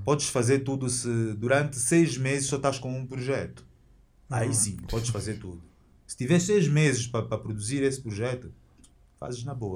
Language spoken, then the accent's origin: Portuguese; Angola; Nós temos orgulho de sermos angolanos